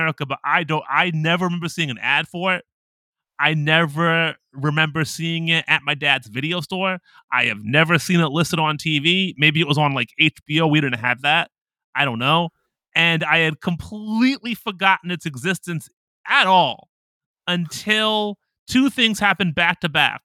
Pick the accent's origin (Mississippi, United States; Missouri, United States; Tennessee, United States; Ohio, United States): Ohio, United States; moved away as an adult; now in Japan; I'm from Ohio